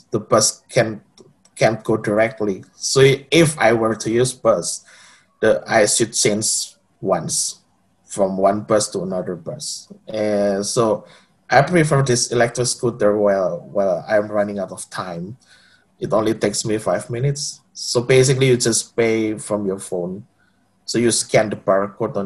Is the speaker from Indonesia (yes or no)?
yes; Surabaya, East Java, Indonesia; moved away as an adult; now in Gothenburg, Sweden; I come from Surabaya, which is also the second biggest city in Indonesia